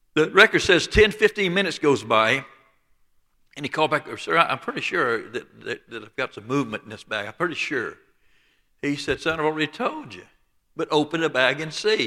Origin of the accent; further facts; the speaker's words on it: Dothan, Alabama, United States; accent: Lower Alabama; I was born and raised just south of Dothan, Alabama, on the Florida state line